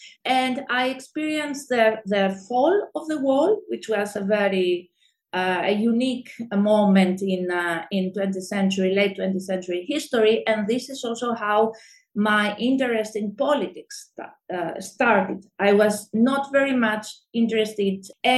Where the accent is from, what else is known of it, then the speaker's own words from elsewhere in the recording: Athens, Attica, Greece; Born and raised in Greece, in Athens, by a Greek mother who is also an artist and a British father, academic and writer.